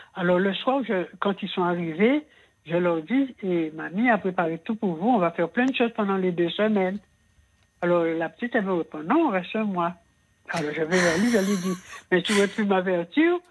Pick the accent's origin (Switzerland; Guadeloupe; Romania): Guadeloupe; Antilles; moved away as an adult; je suis partie des Antilles